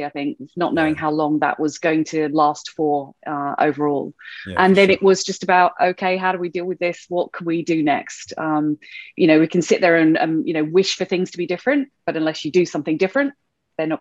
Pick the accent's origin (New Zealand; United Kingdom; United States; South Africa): United Kingdom; moved away as an adult; now in Australia; you could possibly tell by my dodgy accent that I wasn't actually born in Australia. So born in the UK originally, and then came over to Australia about 13 and a half, coming up 14 years ago